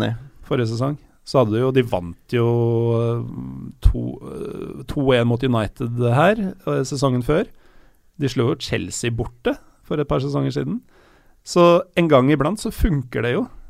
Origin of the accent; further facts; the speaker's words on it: Elverum, Innlandet, Norway; Jeg er født i Elverum